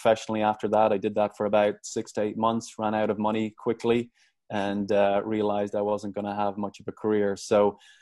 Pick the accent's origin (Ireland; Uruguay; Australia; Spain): Ireland; Dublin, Leinster; moved away as an adult; also born or lived in Fresno, California, United States; now in United States; I grew up in Dublin, Ireland.